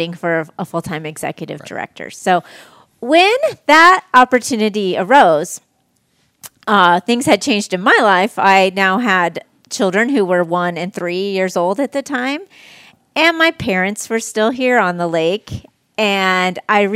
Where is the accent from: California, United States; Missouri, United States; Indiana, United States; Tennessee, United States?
Indiana, United States; Leesburg; So I'm from here. I grew up in Leesburg.